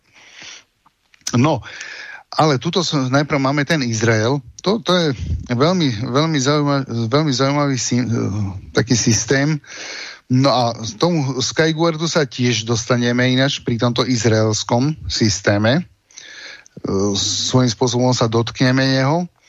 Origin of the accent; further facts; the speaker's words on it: Slovakia; som Slovák